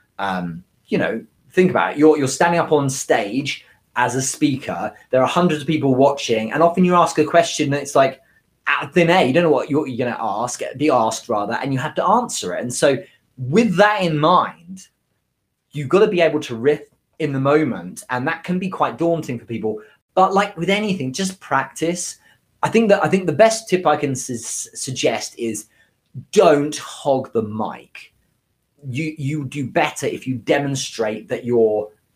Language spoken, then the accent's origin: English; United Kingdom; I'm British